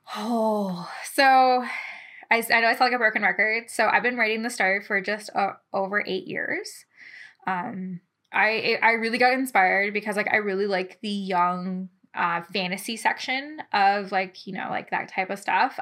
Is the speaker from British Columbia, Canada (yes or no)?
no; London, Ontario, Canada; I'm from London, Ontario.